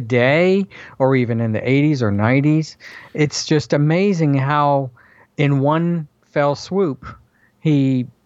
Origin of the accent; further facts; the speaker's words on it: the South, United States; growing up in the South like I did